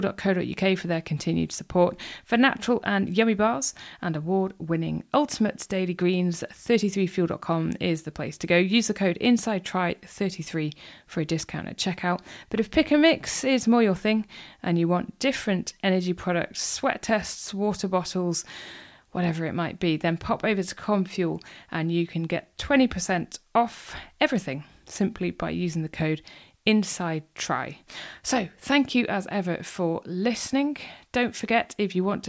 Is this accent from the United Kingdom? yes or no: yes; North Wales, United Kingdom; moved away; I grew up in North Wales